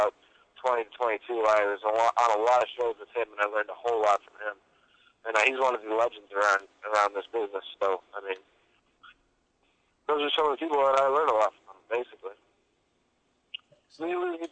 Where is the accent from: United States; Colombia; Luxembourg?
United States; Erie, Pennsylvania; I'm from Erie